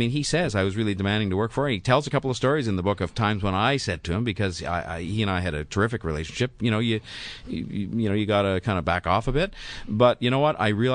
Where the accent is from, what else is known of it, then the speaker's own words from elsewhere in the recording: Canada; being embarrassed about being Canadian.